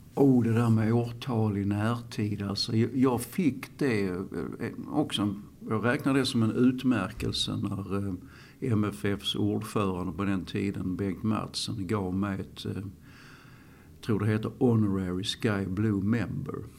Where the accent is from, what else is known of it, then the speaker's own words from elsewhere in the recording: Malmö, Skåne, Sweden; i Malmö överhuvudtaget. För att här är jag uppväxt.